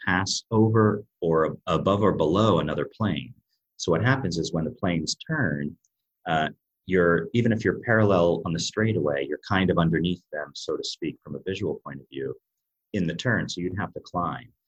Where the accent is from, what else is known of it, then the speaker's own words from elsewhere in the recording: United States; accent: American; moved away as an adult; now in Europe; my American accent, I've been living in Europe for over 20 years as well